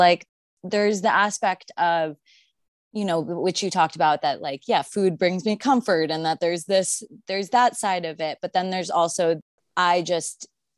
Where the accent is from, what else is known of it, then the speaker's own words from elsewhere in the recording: Arizona, United States; And I grew up in Arizona.